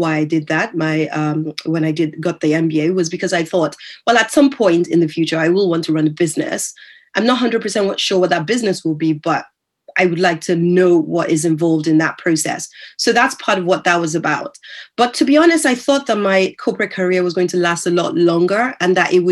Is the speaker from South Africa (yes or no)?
no; Nigeria; moved away; also born or lived in United States; when I was growing up in Nigeria. So that by the time I moved over to the US